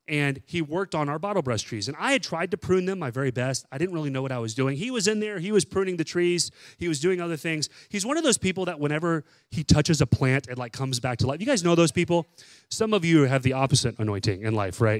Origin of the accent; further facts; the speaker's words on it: Texas, United States; moved away; I'm from Texas. We didn't have bottle brush trees there growing up